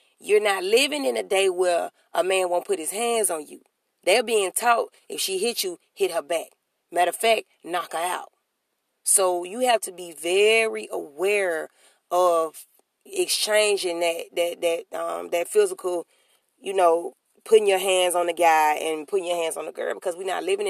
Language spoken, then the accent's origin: English; Alabama, United States; I'm from Alabama. Alabama